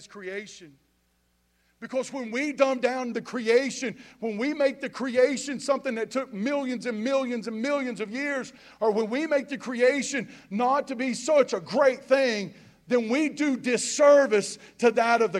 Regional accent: Boomer, North Carolina, United States; moved away as an adult; now in Statesville, United States; I'm from Boomer, North Carolina

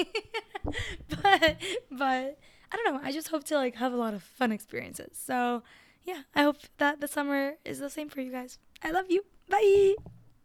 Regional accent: Miami, Florida, United States; I grew up in Miami. I grew up in a huge city, and I grew up as an immigrant

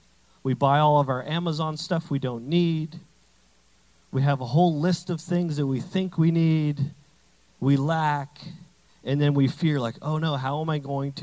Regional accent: Canada; I say bag weird because I'm Canadian partially.

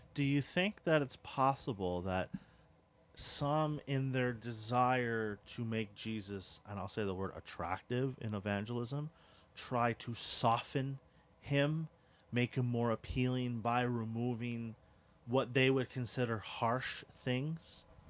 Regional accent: Quebec, Canada; we are Canadian, uh, specifically Quebecois. uh, Quebecers

